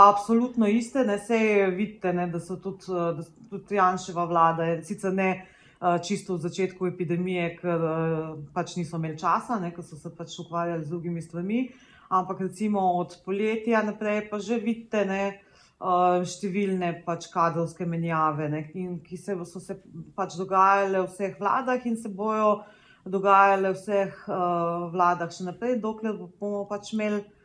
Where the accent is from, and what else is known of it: Slovenia